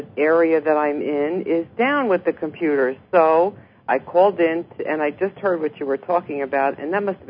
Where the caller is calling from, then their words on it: New Jersey, United States; I'm calling from New Jersey.